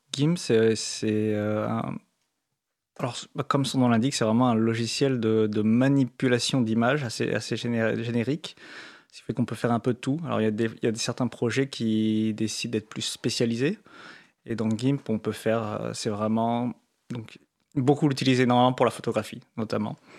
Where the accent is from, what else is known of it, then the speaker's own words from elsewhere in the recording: France; comme on est français